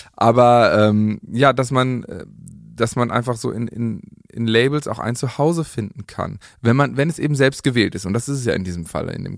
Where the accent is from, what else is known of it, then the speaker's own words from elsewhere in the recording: Germany; wir sind äh, Deutsche, alles klar, wir sind ordentlich, pünktlich, sauber